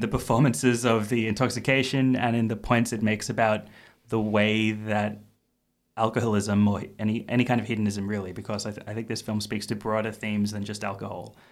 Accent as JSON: {"language": "English", "country": "Australia", "said": "as an Australian"}